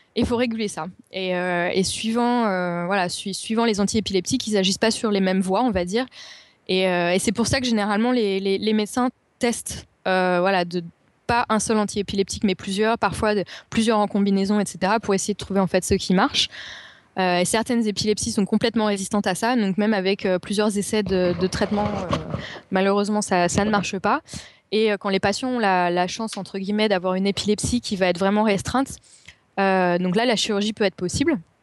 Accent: Paris, Île-de-France, France; now in London, United Kingdom; je suis parisienne

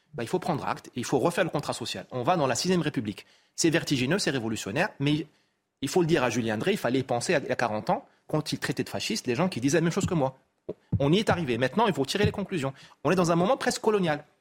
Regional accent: Morocco; chez moi au Maroc

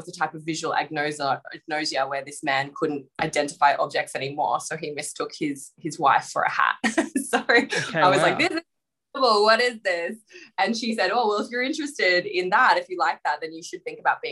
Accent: Canberra, Australian Capital Territory, Australia; moved away as an adult; now in Melbourne, Australia; I grew up in Canberra

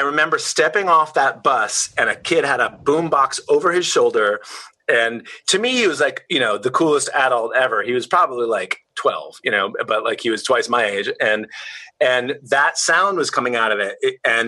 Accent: Washington, District of Columbia, United States; I grew up in Washington, D.C.

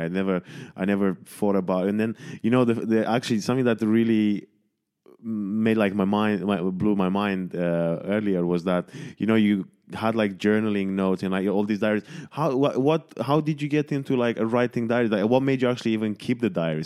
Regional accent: Romania; moved away; I was born in Romania

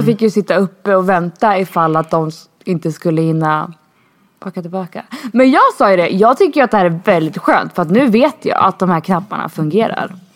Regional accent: Sweden; moved away as an adult; now in Spain; jag var för svensk.

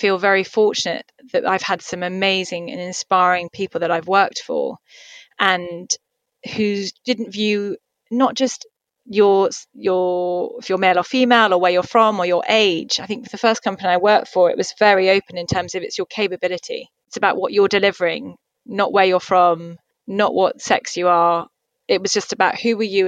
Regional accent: Somerset, South West England, United Kingdom; moved away as an adult; also born or lived in London / Dubai; now in Singapore; I'm from the countryside. I'm originally from Somerset, so I'm used to green open fields and space.

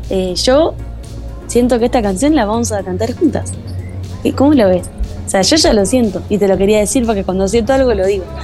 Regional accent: Argentina; como que ya te sentís que soy de Argentina, pero también sos de acá, pero sos de acá.

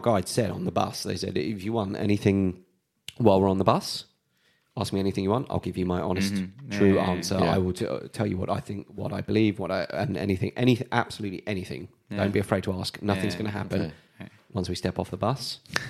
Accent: United Kingdom; especially being British.

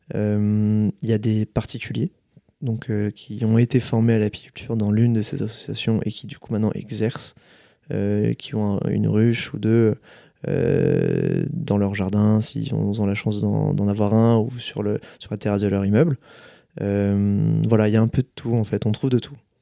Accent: Nantes, Pays de la Loire, France; moved away as an adult; ma mère qui a installé des ruches quand j'avais entre 12-10 ans chez nous à Nantes

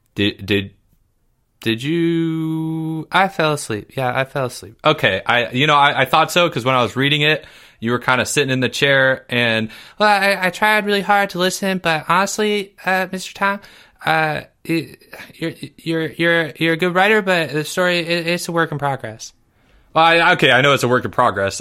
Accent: Maryland, United States; I'm from Maryland

